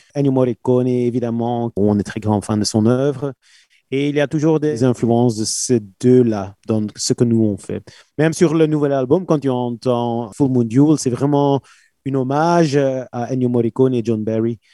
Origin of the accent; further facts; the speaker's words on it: Belgium; on est belge